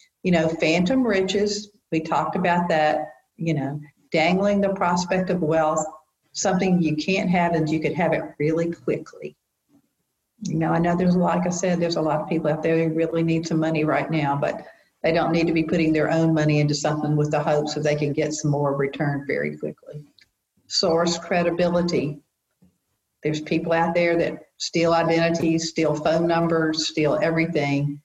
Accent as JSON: {"language": "English", "region": "the South", "country": "United States", "said": "we're from the South"}